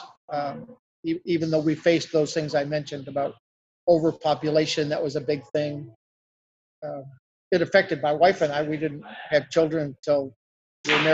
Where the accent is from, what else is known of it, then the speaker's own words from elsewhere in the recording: St. Louis, Missouri, United States; moved away as an adult; also born or lived in Illinois; I was born and reared in St. Louis on the Missouri side of the river.